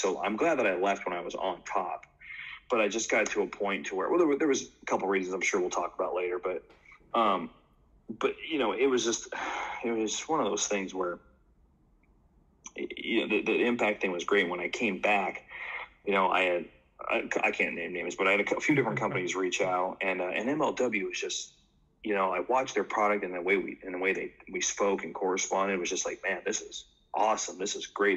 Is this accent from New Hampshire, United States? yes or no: no; Washington, United States; moved away; I'm from Washington State